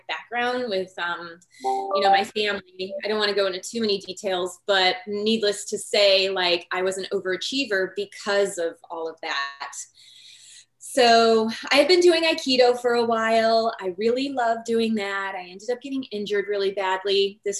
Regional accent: Northwest Indiana, United States; I'm from Northwest Indiana. I grew up in a family that didn't know that like chiropractic existed

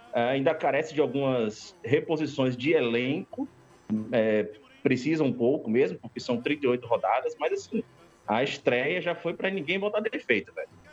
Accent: Northeast Region, Brazil; moved away; apesar de já estar alguns anos fora do, do, Nordeste

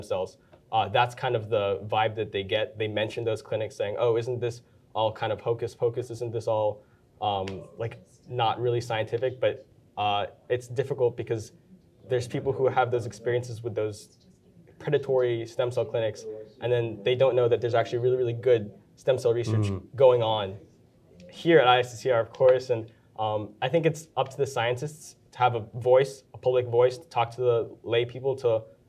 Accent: Florida, United States; I'm from Florida.

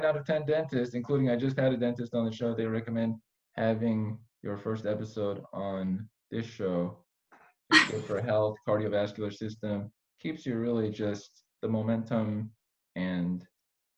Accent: Iran; I'm Armenian from Iran.

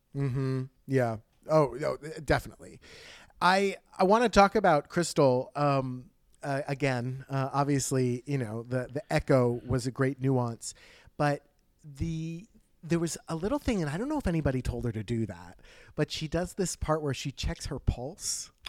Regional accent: New Jersey, United States; we're from New Jersey

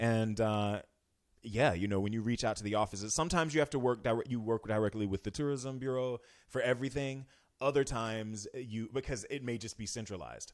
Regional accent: Florida, United States; moved away as an adult; now in Northern California, United States; I'm from a touristy place. I'm from Florida

